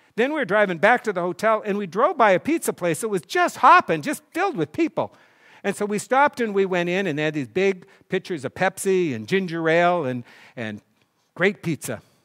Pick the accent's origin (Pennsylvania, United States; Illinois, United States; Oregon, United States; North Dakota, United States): North Dakota, United States; I grew up in North Dakota where there was no tennis court until they put one in my senior in high school